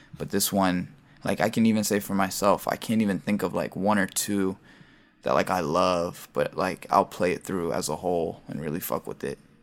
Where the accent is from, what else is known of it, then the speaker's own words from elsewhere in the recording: Baltimore, Maryland, United States; I'm a producer, and I'm from Baltimore